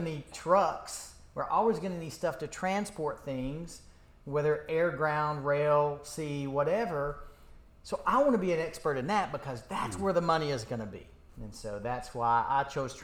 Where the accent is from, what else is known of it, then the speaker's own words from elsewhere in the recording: Jefferson City, Tennessee, United States; moved away as an adult; I grew up in East Tennessee, just above Knoxville